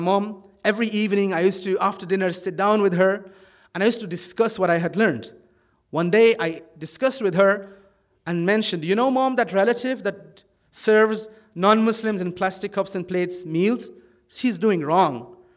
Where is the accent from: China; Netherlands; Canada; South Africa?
Netherlands; moved away as an adult; now in Ireland; I was brought up in Holland from the age of two. My parents were Pakistani immigrants